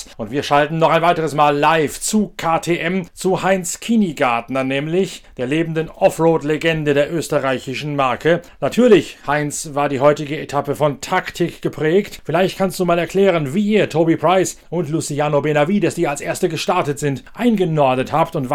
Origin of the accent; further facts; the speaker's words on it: Northern Germany, Germany; Oder ist das nur noch ein Rolling Home, wie ich es immer so schön sage als Norddeutscher?